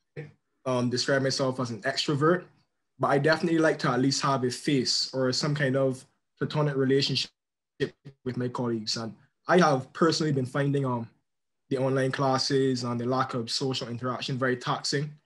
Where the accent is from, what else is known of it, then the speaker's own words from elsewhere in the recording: Barbados; in my country, um, I'm from Barbados